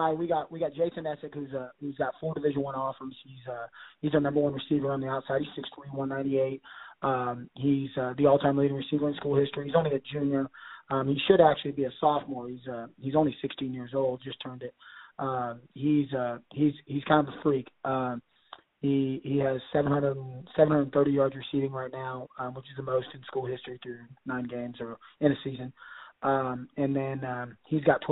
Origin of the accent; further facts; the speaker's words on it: Kearney, Missouri, United States; I grew up in Kearney and then went to William Jewell